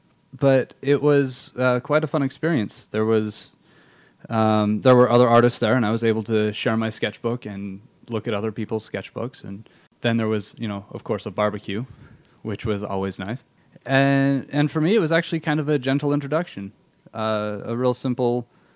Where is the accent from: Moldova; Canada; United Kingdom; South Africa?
United Kingdom; England; now in Utah, United States; I grew up in England, and the religious culture there is is very different from how it is in Utah